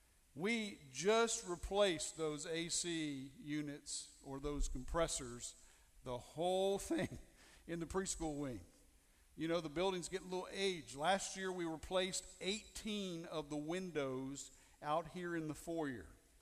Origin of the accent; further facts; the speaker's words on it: Missouri, United States; I'm from Missouri.